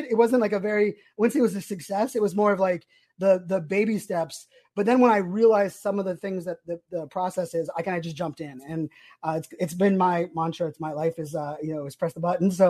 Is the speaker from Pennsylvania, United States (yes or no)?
yes; Pittsburgh, Pennsylvania, United States; born there; now in Virginia Beach, United States; I was born in Pittsburgh, so moving to Virginia Beach, like still being able to have like my Pittsburgh roots and talk sports.